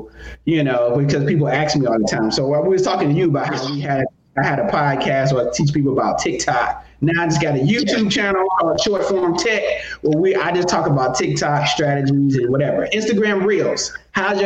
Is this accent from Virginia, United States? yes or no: no; North Carolina, United States; also born or lived in Atlanta; now in Los Angeles, United States; I'm from North Carolina